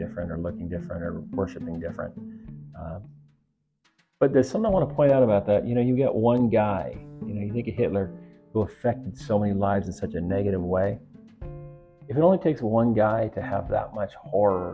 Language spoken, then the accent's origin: English; United States; what's nice about being an American is that... we're American